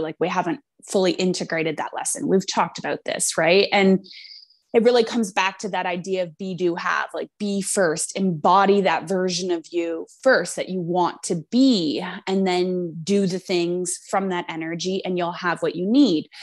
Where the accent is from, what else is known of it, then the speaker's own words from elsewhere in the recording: Canada; we're both Canadian